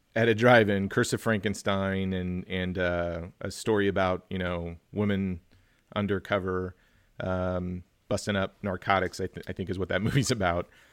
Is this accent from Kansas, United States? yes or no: yes; Kansas, United States; my home state, Kansas